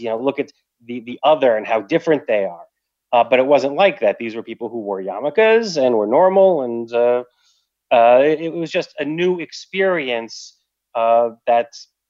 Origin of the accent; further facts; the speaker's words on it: Long Island, New York, United States; Because my mother was from New England. I'm from Long Island.